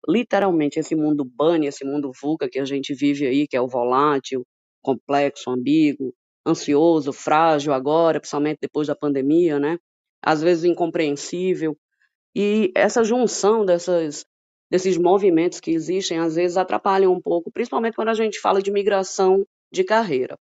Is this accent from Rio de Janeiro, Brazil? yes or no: no; Pernambuco, Brazil; accent: Pernambuco accent; now in Ceará, Brazil; Eu sou pernambucana, por isso esse sotaque assim maravilhoso. Moro no Ceará.